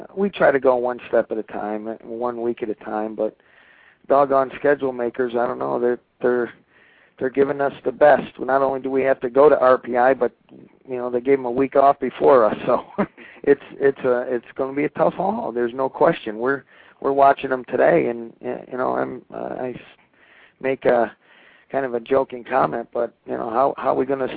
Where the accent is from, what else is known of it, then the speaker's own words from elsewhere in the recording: New England, United States; now in Pennsylvania, United States; I'm a New Englander through and through, but I'm transplanted down in Pennsylvania